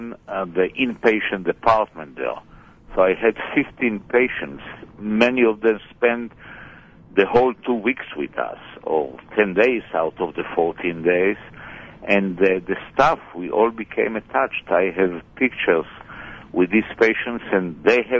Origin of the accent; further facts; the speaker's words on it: Israel; I was born in Israel. I'm a Savre, and I came back even a prouder Israeli than I left Israel.